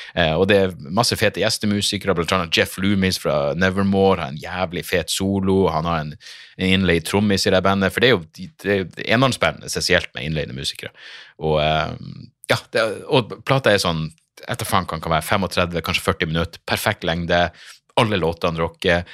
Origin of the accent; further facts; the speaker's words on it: Narvik, Nordland, Norway; jeg er fra Narvik